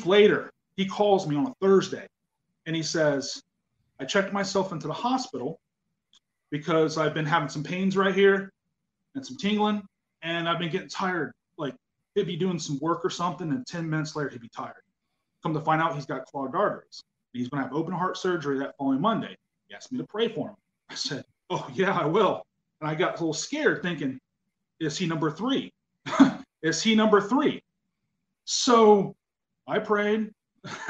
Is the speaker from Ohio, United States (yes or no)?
yes; outside of Mansfield, Ohio, United States; moved away; I'm originally from outside of Mansfield, Ohio